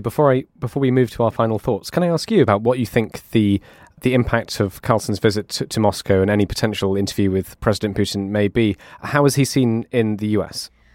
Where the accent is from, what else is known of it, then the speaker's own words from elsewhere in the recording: United Kingdom; being a Brit